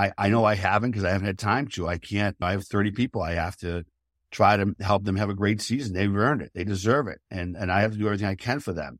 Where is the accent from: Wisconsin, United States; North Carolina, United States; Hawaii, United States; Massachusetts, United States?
Massachusetts, United States; outside of Boston; I grew up outside of Boston